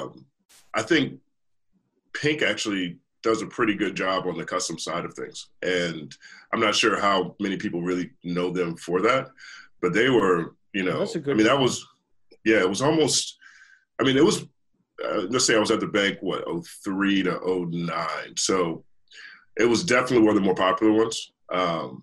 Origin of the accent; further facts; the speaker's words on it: the South, United States; I grew up in the South